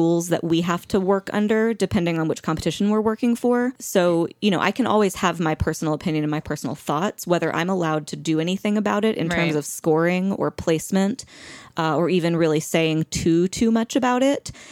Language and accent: English; the South, United States; I'm from the South